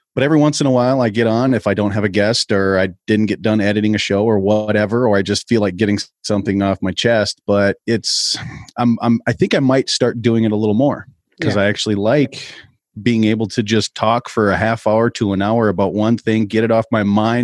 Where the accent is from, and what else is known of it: Minnesota, United States